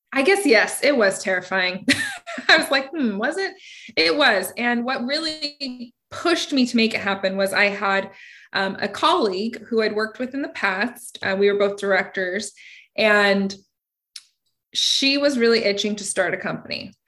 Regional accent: United States; growing up in Washington

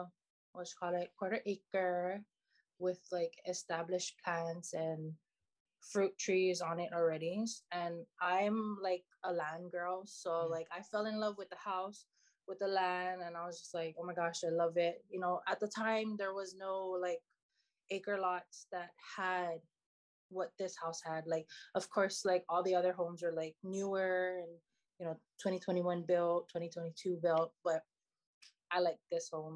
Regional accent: Hilo, Hawaii, United States; now in Oahu, United States; I'm from Hilo, you know, I love Hilo, obviously I'm moving back home

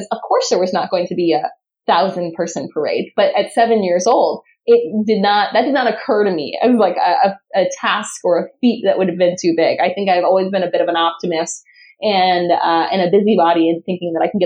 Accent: Southern California, United States; now in San Diego, United States; I grew up in Southern California, kind of a little bit all over, but a little bit outside of Los Angeles

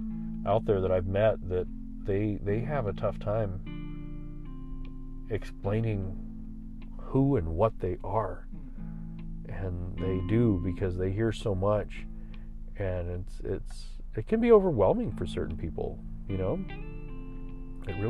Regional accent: San Antonio, Texas, United States; I tell them I'm from Texas. I'm Tejano. I tell them that. Or, you know, I just tell them I'm from Texas. And then I tell them where in San Antonio.

